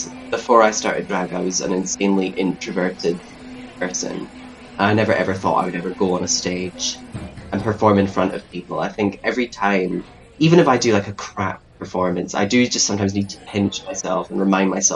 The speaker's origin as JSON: {"language": "English", "area": "the Highlands", "region": "Scotland", "country": "United Kingdom", "moved": "as an adult", "lives_now": "Glasgow, United Kingdom", "said": "I'm originally from the Highlands, but I moved to Glasgow about 6 years ago to study"}